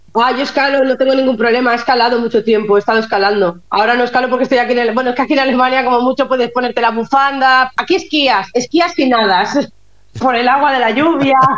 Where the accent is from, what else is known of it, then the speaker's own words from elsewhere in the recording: Catalonia, Spain; como catalana, no independentista y súper española